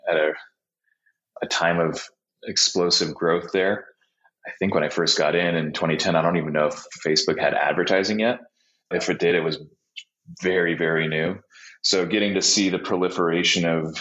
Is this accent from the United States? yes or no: yes; Laguna Beach, California, United States; moved away as an adult; also born or lived in Boston / New York / Chicago / Los Angeles; now in Bozeman, United States; I was born in Laguna Beach and grew up right outside of it